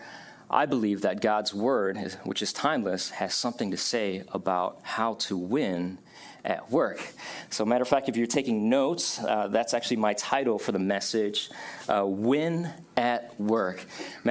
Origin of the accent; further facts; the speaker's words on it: Buffalo, New York, United States; moved away; also born or lived in Vietnam / Ohio; we grew up in Buffalo